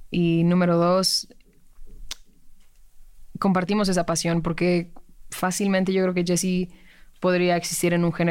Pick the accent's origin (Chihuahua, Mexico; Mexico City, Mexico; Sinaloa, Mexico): Mexico City, Mexico; born or raised there